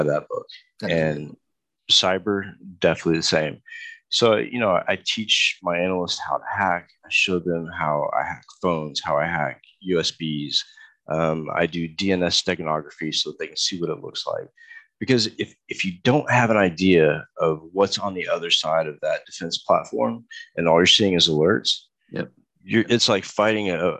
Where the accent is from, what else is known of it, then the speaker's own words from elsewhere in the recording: Texas, United States; I grew up in Texas, so I did a lot of rodeo back then too